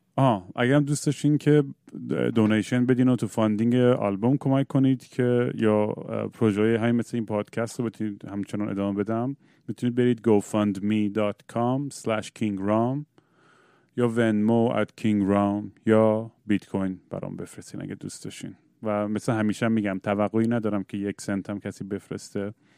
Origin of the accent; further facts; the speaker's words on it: United States; ما تو 1980s تو آمریکا بزرگ شدیم